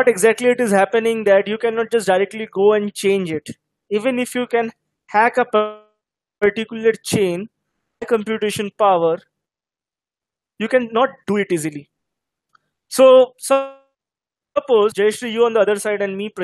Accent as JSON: {"language": "English", "town": "Hyderabad", "region": "Telangana", "country": "India", "said": "I am from Hyderabad"}